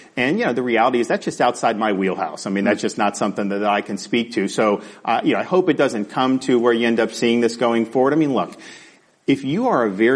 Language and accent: English; Tampa, Florida, United States; I was born in Florida and grew up in the Tampa Bay area